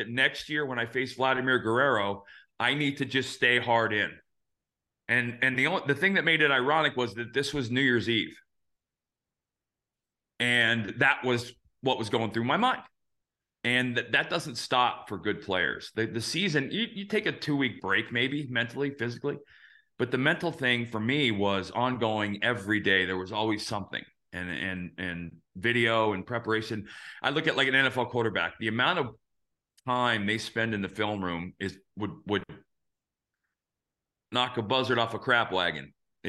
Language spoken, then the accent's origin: English; Phoenix, Arizona, United States; And I grew up in Phoenix, where I was playing for the Diamondbacks.